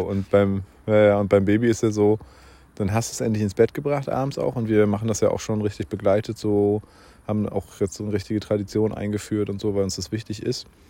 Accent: Bernau, Brandenburg, Germany; also born or lived in Berlin; ich bin ein geborener Berliner, bin ja dann aber sehr, sehr schnell äh, in Bernau schon aufgewachsen, schon als kleiner Stippi

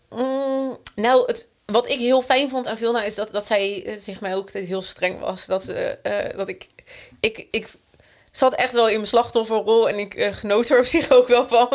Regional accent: Rijswijk, South Holland, Netherlands; wij zijn eh, opgegroeid in Rijswijk

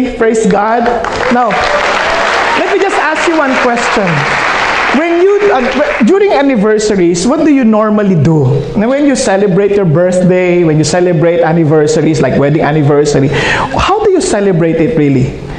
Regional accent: Philippines; first language Filipino; English is a second language; now in Los Angeles, United States; I think in Filipino. I share the gospel in Filipino because I'm handling a Filipino service. So, to speak in English is a challenge to me.

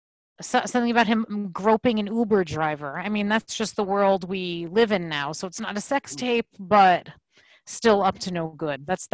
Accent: United States; our duty as American citizens.

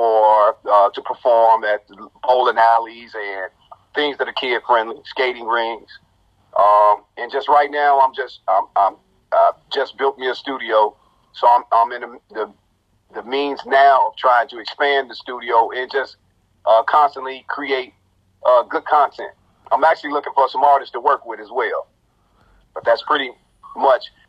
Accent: Chicago Heights, Illinois, United States; from the Heights

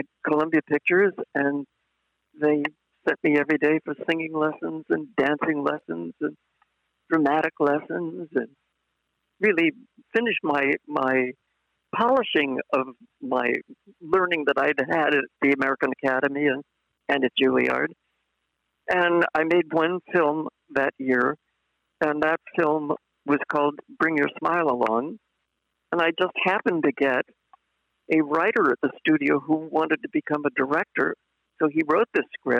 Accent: Ireland; I was Irish

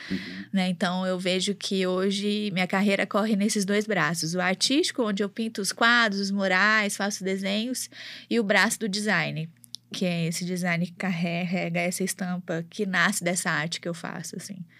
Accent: Belo Horizonte, Minas Gerais, Brazil; accent: mineirão; also born or lived in Mococa, São Paulo / Ribeirão Preto, São Paulo; nasci em Mococa é uma cidadezinha ali, ali próxima a Campinas, mas sempre vivi em Ribeirão Preto até os 10 anos, e aí quando meus pais se mudaram para cá, e eu vim para cá. Então tem 23 anos que eu tô em Belo Horizonte

